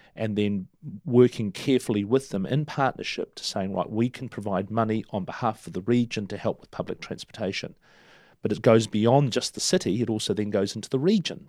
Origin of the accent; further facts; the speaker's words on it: Turangi, Waikato, New Zealand; also born or lived in Argentina; now in Hamilton, New Zealand; Turangi, um, in the central North Island Plateau, my hometown